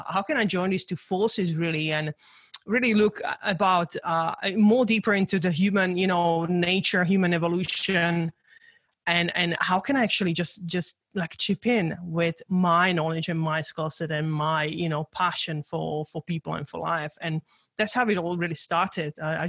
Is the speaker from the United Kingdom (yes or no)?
no; Czechia; English is a second language; I grew up in Czechoslovakia during the communism.